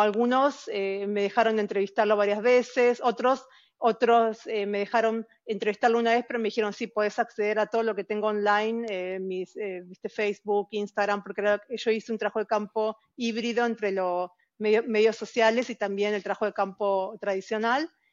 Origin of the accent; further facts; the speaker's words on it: outskirts of Buenos Aires, Buenos Aires Province, Argentina; now in Norway; Como chica, yo eh, vivía en un, en un, barrio pobre, en, las afueras de Buenos Aires